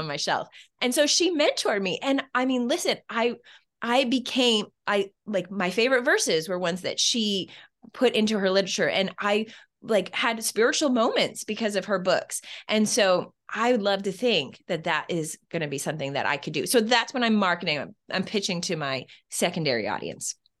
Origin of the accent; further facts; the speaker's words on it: Canada; where I'm Canadian